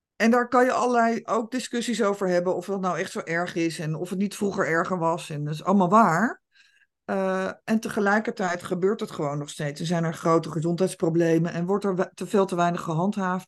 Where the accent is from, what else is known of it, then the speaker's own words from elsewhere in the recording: Netherlands; wij als Nederlanders